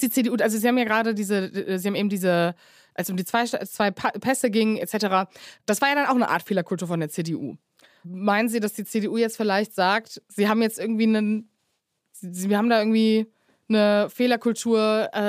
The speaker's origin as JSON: {"language": "German", "town": "Cologne", "region": "North Rhine-Westphalia", "country": "Germany", "said": "ich komme ja aus Köln"}